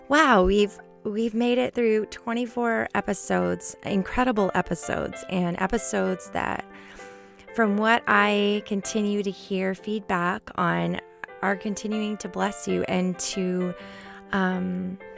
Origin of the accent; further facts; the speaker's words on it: Canada; we're both from Canada.